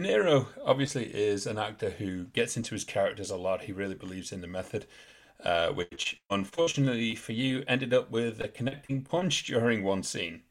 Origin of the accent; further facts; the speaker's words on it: England, United Kingdom; We're English.